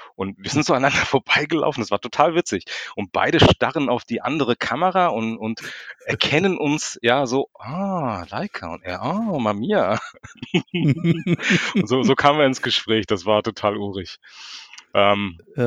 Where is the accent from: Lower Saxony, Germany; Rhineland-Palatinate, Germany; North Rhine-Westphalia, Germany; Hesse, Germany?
Hesse, Germany; Frankfurt; ich bin Frankfurter Bub, ich komme aus Frankfurt, bin hier geboren